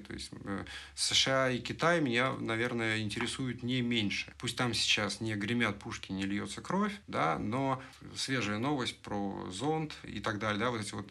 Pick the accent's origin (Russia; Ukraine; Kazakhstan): Russia; moved away as an adult; я уехал из России